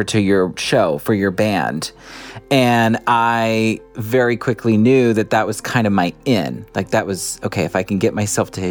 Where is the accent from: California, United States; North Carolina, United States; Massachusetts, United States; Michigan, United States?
California, United States; San Diego; I'm from San Diego, California.